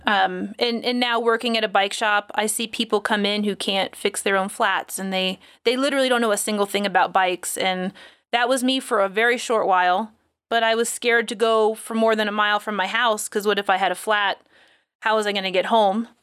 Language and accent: English; Florida, United States; I'm from Florida.